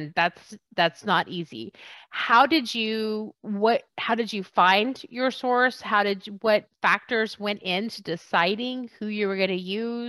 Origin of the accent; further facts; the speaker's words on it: United States; I'm American, so relatively speaking, they're all terrible.